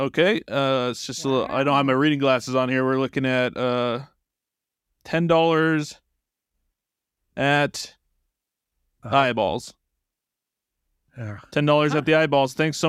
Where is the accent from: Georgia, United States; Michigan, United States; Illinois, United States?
Illinois, United States; Chicago; Chicago, Illinois.